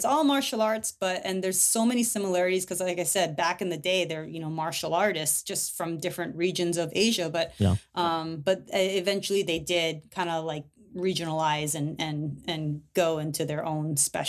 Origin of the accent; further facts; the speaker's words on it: Hawaii, United States; And that's what I came up in, you know, as a kid and growing up in Hawaii.